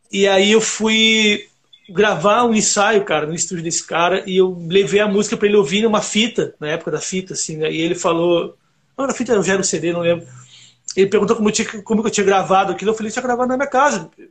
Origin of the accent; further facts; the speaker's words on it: South Region, Brazil; Então, cara, eu eu sou do Sul, né?